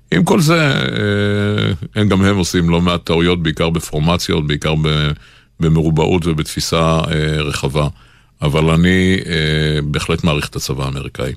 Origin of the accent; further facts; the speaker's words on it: Israel; אנחנו הצברים